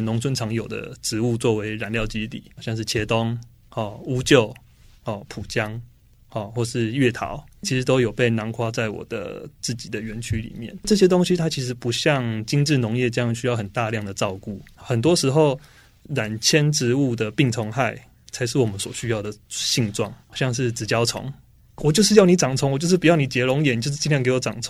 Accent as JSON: {"language": "Chinese", "region": "Chiayi", "country": "Taiwan", "said": "对，我是嘉义人。"}